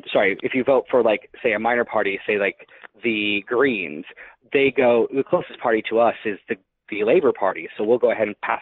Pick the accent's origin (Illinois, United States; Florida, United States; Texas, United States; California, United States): Illinois, United States; Chicago; accent: Chicago; moved away; as it's been shoved down my throat several times when people hear my accent, is that, well, Chicago